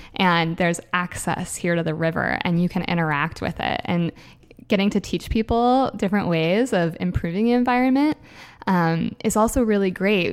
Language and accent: English; Puget Sound, Washington, United States; now in Everett, United States; I grew up on the Puget Sound